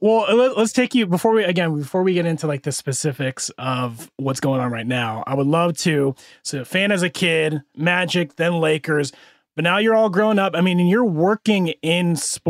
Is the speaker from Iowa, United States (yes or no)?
yes; Iowa, United States; So I grew up in Iowa in the Midwest, so we had WGN.